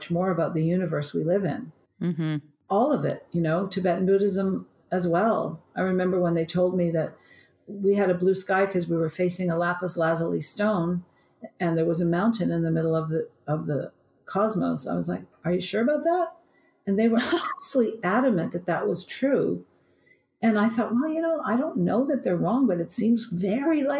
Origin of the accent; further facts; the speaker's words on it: Vancouver, British Columbia, Canada; in Vancouver, where I was born in Canada.